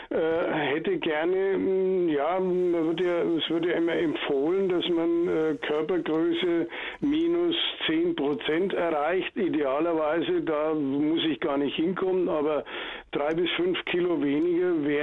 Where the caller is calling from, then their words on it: Nuremberg, Bavaria, Germany; Ich komme aus Nürnberg, bin knapp 74 Jahre alt